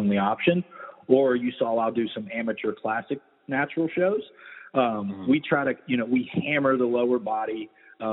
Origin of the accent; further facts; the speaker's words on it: Weirton, West Virginia, United States; also born or lived in Vero Beach, Florida; now in Tampa, United States; I'm from Weirton, West Virginia.